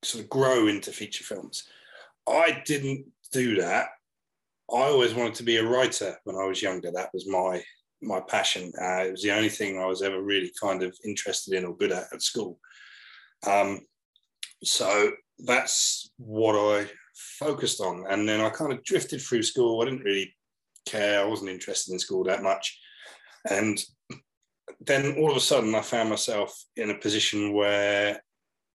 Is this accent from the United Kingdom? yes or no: yes; Portsmouth, South East England, United Kingdom; I come from Portsmouth on the south coast of the UK. My dad was, when I was growing up, my dad was an electrician